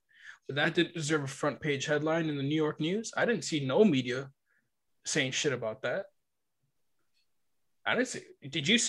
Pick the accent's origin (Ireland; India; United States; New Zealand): New Zealand; I'm a Filipino Kiwi, dark skinned that I was.